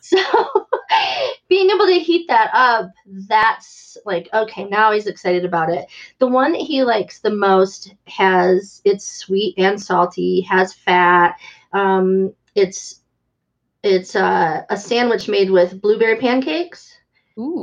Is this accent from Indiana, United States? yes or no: yes; Valparaiso, Indiana, United States; my hometown of Valparaiso, mm. Indiana